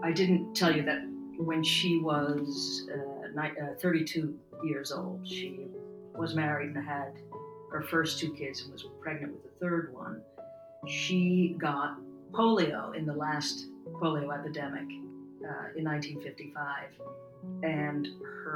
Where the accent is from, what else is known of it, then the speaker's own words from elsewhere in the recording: outside of Boston, Massachusetts, United States; moved away; I grew up in outside of Boston, Massachusetts.